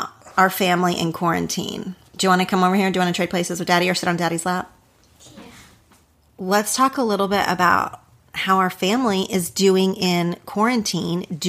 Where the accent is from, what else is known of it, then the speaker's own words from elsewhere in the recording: near Wynnewood, Oklahoma, United States; moved away; Wynnewood is so close to my hometown